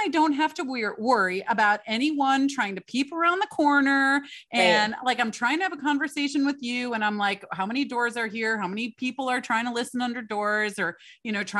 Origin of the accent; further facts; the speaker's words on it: Michigan, United States; moved away; I grew up in Michigan. I was cold there to my bones